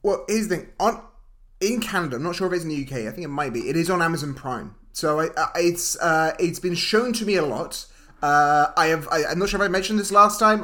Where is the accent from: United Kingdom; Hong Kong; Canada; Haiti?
United Kingdom; We're two British dudes.